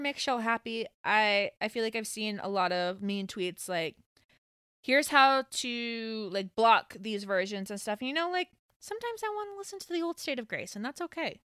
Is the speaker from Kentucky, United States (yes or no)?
no; Pace, Florida, United States; now in Atlanta, United States; I'm from Pace. I went to Pace High School.